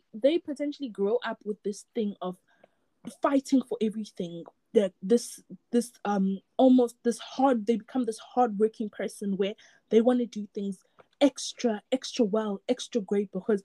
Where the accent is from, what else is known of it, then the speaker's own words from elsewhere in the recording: Durban, KwaZulu-Natal, South Africa; moved away as an adult; now in England, United Kingdom; I grew up in Durban